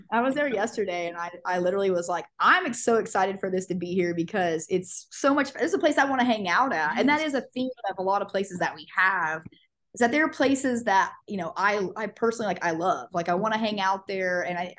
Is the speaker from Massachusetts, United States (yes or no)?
no; Tulsa, Oklahoma, United States; also born or lived in Ada, Oklahoma; I grew up in Tulsa. I went to Jinx, And I'm from Ada originally, but grew up in Tulsa.